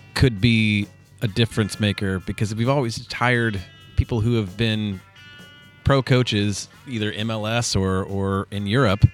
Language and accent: English; Washington, Missouri, United States; I grew up in Washington, Missouri.